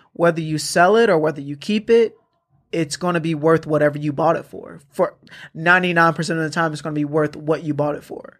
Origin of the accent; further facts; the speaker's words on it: Atlanta, Georgia, United States; I'm from Atlanta